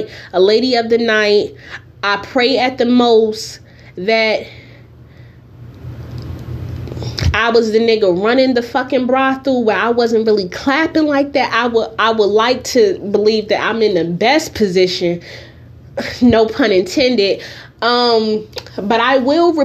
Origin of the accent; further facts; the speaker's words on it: Newark, New Jersey, United States; now in California, United States; I am from Newark, New Jersey. I currently live in the state of California.